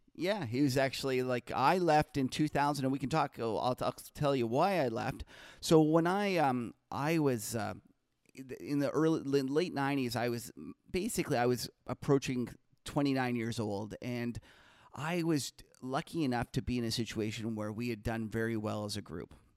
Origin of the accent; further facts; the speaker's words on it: Winnipeg, Manitoba, Canada; now in Toronto, Canada; I'm an original Canadian. I actually grew up in Winnipeg